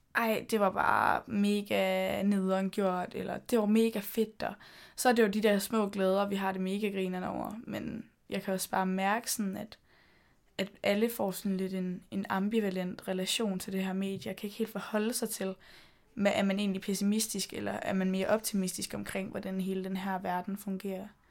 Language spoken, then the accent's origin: Danish; Denmark; moved away as an adult; also born or lived in London; mine venner hjemme i Danmark